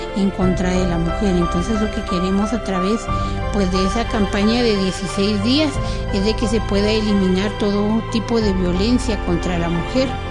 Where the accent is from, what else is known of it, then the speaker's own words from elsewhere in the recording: Guatemala; estamos viviendo como guatemaltecos